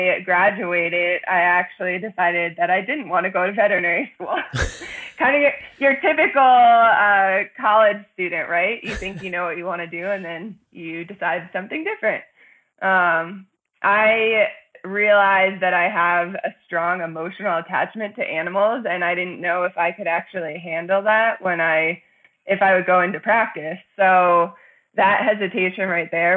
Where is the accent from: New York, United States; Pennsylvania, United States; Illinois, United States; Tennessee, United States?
Pennsylvania, United States; also born or lived in Boulder, Colorado / Crested Butte, Colorado; now in Carbondale, United States; I'm actually from a small farm area in South Central Pennsylvania near Gettysburg